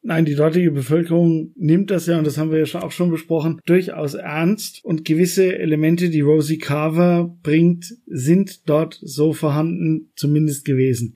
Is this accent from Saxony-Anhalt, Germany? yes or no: no; Coburg, Bavaria, Germany; meine Heimatstadt